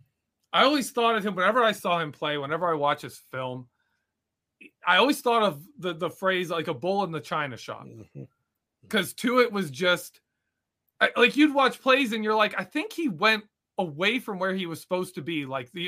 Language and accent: English; Kentucky, United States; I'm from Kentucky, so I'm a country boy.